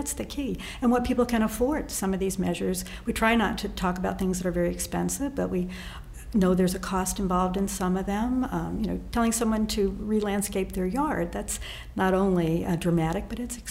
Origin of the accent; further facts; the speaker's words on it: Connecticut, United States; I grew up in Connecticut